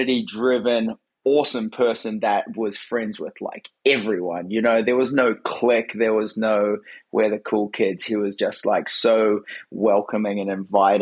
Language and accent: English; Hibiscus Coast, Auckland, New Zealand; moved away as an adult; also born or lived in United States; now in Gold Coast, Australia; I was born in New Zealand in a small town called the Hibiscus Coast, small little East Coast town. Grew up just being really involved in skateboarding